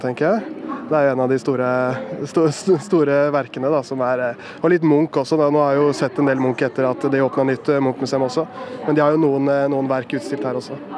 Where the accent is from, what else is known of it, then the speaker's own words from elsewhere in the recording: Innlandet, Norway; Vi kommer jo fra Østerdalen begge